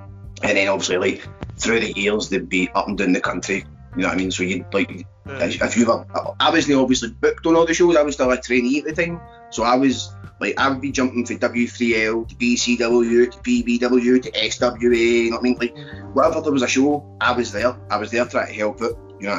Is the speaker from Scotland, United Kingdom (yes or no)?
yes; Cowdenbeath, Scotland, United Kingdom; accent: Glaswegian; Obviously, I'm originally Fife, don't let my accent fool you. I was born and raised in Cowden Beef, but I've had this Glaswegian accent the majority of my life.